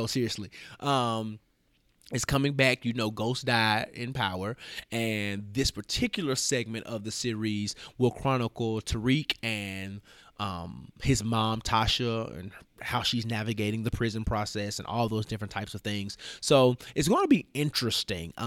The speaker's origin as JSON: {"language": "English", "town": "Memphis", "region": "Tennessee", "country": "United States", "tie": "born or raised there", "said": "elected official from my hometown. What up, Memphis?"}